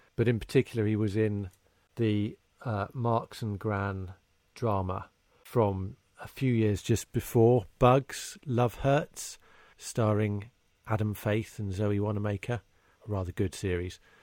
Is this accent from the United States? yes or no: no; United Kingdom; as a Brit growing up, i, you know, in the, in the late twentieth century